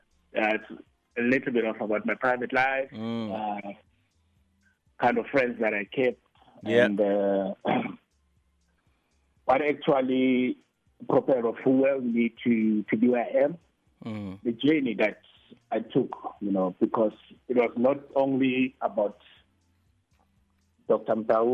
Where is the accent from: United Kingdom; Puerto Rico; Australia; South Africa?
South Africa